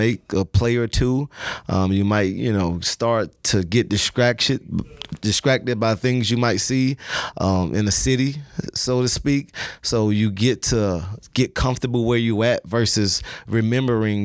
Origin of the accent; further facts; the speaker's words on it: Miami, Florida, United States; growing up in Miami, Florida